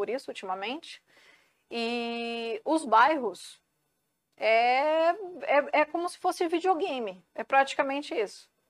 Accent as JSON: {"language": "Portuguese", "town": "Santos", "region": "São Paulo", "country": "Brazil", "said": "Sou santista e é. vicentina"}